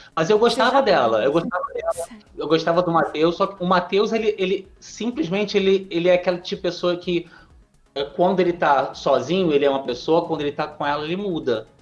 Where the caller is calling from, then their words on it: Rio de Janeiro, Brazil; Falo do Rio de Janeiro.